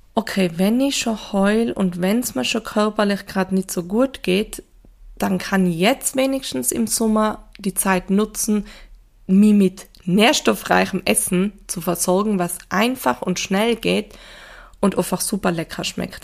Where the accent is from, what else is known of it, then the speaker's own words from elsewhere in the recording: Tyrol, Austria; Ich komme ja doch aus Tirol, da gibt's ja doch viel Schnee